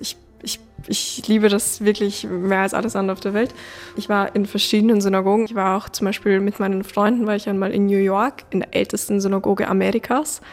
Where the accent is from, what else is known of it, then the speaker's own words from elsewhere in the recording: Vienna, Austria; bin ich Österreicherin oder bin ich Jüdin, weil ich einfach beides bin